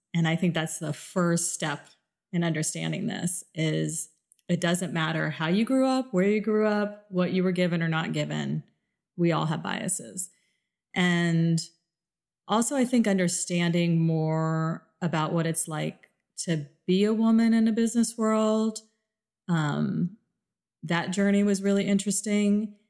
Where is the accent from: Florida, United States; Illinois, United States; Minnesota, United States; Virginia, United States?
Florida, United States; South; moved away; also born or lived in Midwest; I grew up in a very, very diverse world because I grew up in South Florida